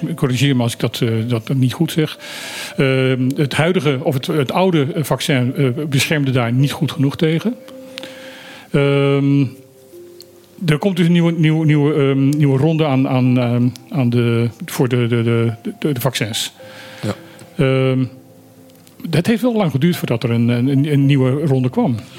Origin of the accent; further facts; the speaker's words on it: Suriname; moved away; ik heb in mijn jeugd in Suriname gewoond